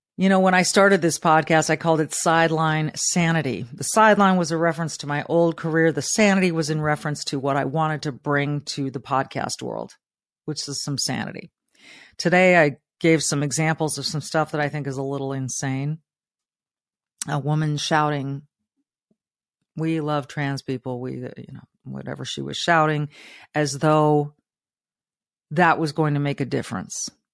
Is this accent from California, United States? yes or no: yes; Southern California, United States; a young Hispanic girl growing up in Southern California with not much